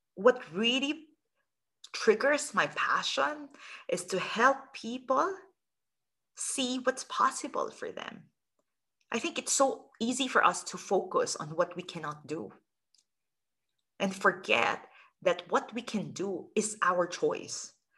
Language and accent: English; Philippines; I'm originally from the Philippines